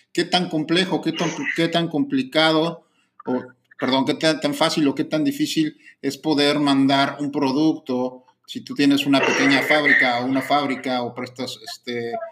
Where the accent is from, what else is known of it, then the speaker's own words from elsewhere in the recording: Mexico City, Mexico; moved away as an adult; also born or lived in Rio de Janeiro, Brazil; now in Monterrey, Mexico; De la Ciudad de México.